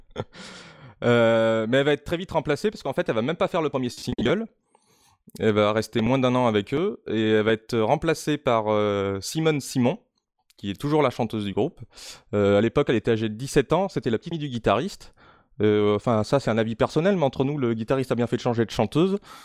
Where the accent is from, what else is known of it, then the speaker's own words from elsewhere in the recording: Limoges, Nouvelle-Aquitaine, France; je viens de, euh, bah, de Limoges